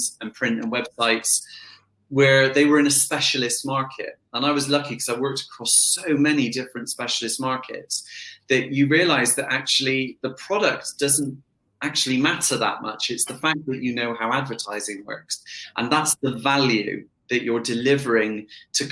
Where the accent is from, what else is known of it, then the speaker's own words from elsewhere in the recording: Bath, South West England, United Kingdom; also born or lived in Bristol; I was brought up in Bristol, moved to Bath very, very quickly